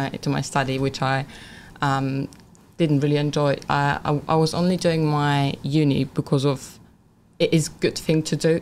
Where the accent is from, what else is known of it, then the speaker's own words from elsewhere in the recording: Poland; English is a second language; moved away as an adult; also born or lived in England; now in United Kingdom; my hometown, yeah. uh, from Poland